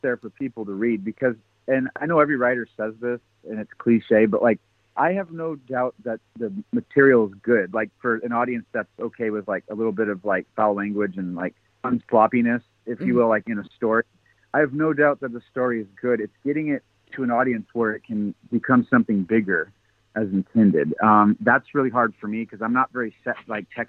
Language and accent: English; Washington, United States; I'm from Washington State